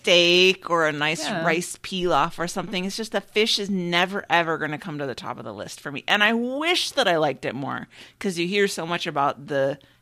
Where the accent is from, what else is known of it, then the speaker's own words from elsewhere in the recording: Midwest, United States; growing up in the Midwest where we have the lakes